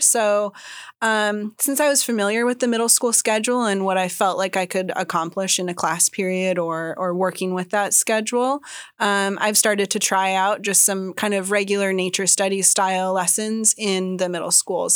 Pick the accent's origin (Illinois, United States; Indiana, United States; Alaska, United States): Alaska, United States; Sitka; also born or lived in Oregon / Washington; now in Juneau, United States; I grew up in Sitka and then I lived uh, down in Oregon and Washington for a while